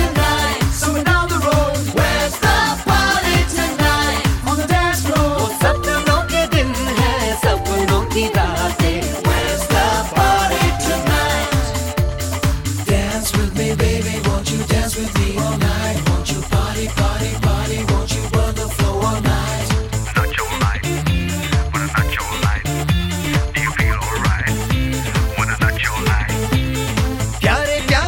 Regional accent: London, United Kingdom; we were growing up in East Ham

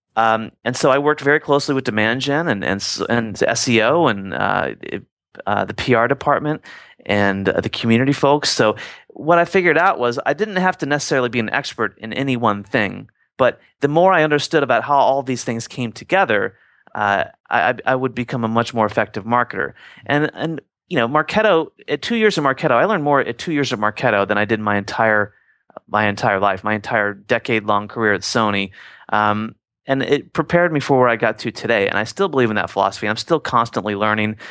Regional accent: Midwest, United States; growing up in the Midwest

